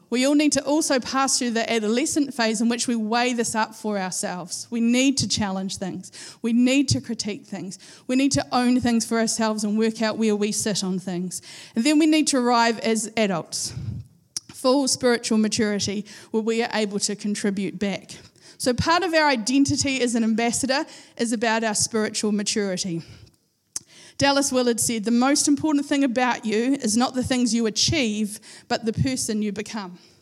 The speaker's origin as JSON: {"language": "English", "town": "Christchurch", "region": "Canterbury", "country": "New Zealand", "tie": "born or raised there", "moved": "as an adult", "lives_now": "Napier, New Zealand", "said": "I've lived all my life, I was 42 years old at the time. I've lived 42 years in Christchurch. We are from Christchurch"}